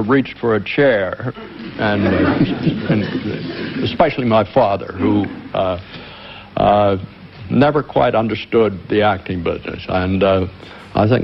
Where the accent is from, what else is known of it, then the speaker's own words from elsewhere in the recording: Indiana, Pennsylvania, United States; wonderful childhood in a small town in eastern America, town of Indiana, Pennsylvania